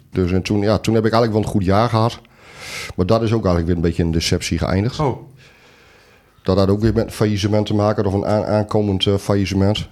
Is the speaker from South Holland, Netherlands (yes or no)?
no; East Groningen, Netherlands; wij ook uit Oost-Groningen komen